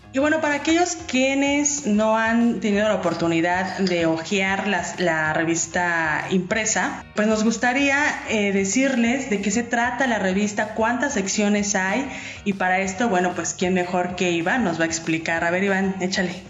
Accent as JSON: {"language": "Spanish", "region": "Mexico City", "country": "Mexico", "moved": "yes", "lives_now": "Baja California, Mexico", "said": "Yo soy chilanga"}